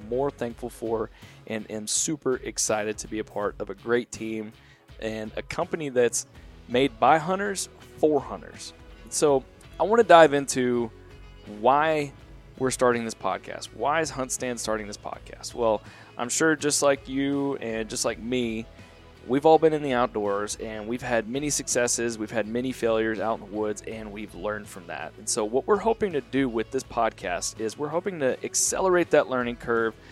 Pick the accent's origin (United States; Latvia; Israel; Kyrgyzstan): United States; Central Texas; I'm from Central Texas